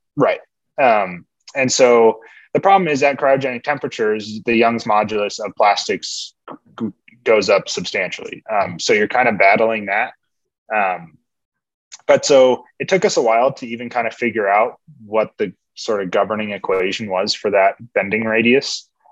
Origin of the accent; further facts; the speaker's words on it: California, United States; moved away as an adult; also born or lived in Washington State; now in Washington, United States; I grew up in California. I came to Washington State for my undergrads